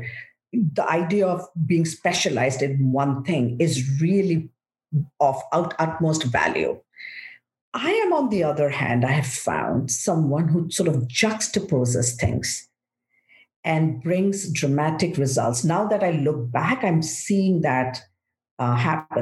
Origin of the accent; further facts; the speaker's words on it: India; moved away as an adult; now in United States; I'm grateful I was raised in India. So I grew up in one country. I have come to be in the States for the last 25 years.